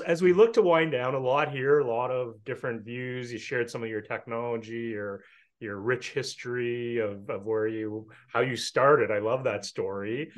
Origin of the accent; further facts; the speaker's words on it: Canada; I'm Canadian